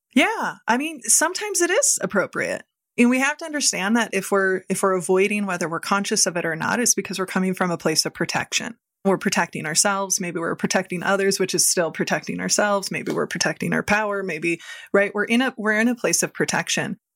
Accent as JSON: {"language": "English", "region": "Midwest", "country": "United States", "tie": "born or raised there", "said": "I grew up in the Midwest"}